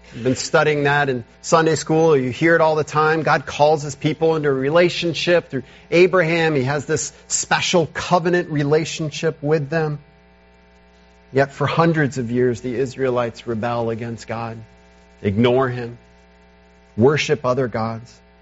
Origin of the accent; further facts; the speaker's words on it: United States; as modern American Christians